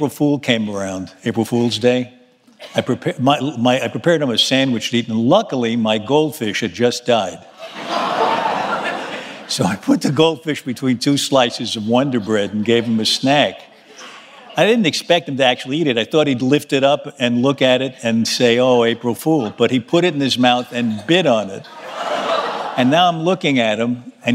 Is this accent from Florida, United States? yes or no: no; New York City, New York, United States; I was born in Manhattan on 32nd Street and 3rd Avenue